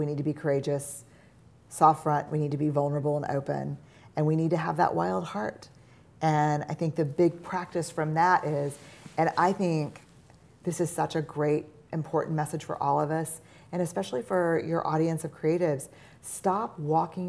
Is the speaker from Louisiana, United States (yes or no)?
yes; New Orleans, Louisiana, United States; Growing up in New Orleans